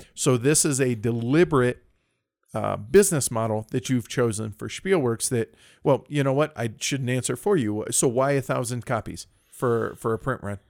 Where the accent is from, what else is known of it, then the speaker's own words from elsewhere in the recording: United States; as an American